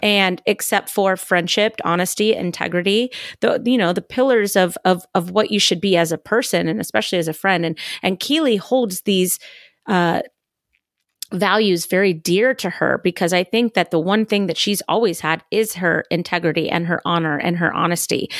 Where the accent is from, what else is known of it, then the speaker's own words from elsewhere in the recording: California, United States; moved away; I'm not from the South. I'm from California